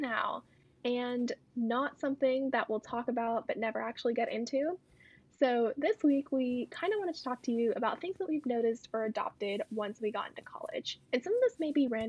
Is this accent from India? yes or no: yes; India; I'm Indian